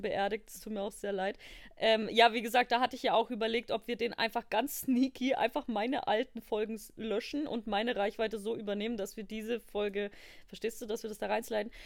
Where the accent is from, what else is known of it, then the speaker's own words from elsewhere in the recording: Bavaria, Germany; Ich bin, ich komme aus Bayern.